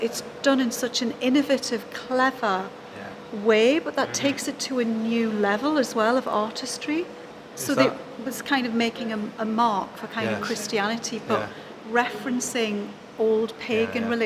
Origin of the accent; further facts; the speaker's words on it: Newcastle upon Tyne, North East England, United Kingdom; I'm a Geordie